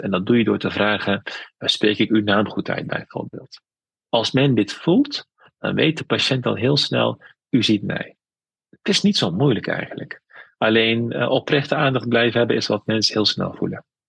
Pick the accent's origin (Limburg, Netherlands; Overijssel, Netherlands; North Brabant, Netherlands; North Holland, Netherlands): North Brabant, Netherlands; Veghel; also born or lived in Amsterdam / Tilburg; geboren in Vechel in een dorp, vroeger wat nu een stad is. Ik heb Turkse roots, dus ik ben bicultureel